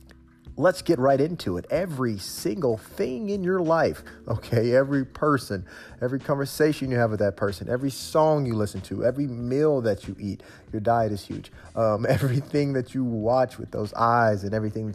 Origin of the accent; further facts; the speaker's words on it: Memphis, Tennessee, United States; I'm from Memphis, Tennessee, so I sound like this.